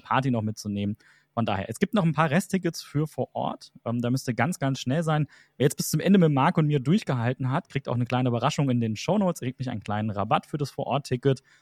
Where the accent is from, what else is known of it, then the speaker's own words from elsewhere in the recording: Germany; wir Deutschen